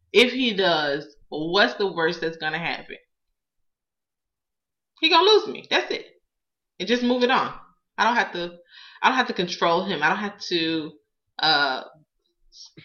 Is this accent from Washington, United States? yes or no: no; Palm Beach County, Florida, United States; moved away; I'm not from Georgia. I'm really from Florida. I'm really from Palm Beach County